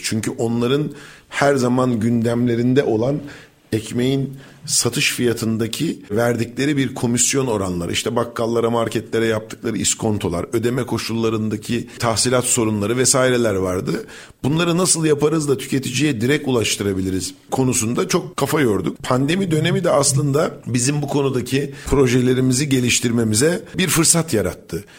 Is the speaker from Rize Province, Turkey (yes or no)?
yes; Rize Province, Turkey; bizim oraların coğrafyası sarp, dik yamaçlardan oluşan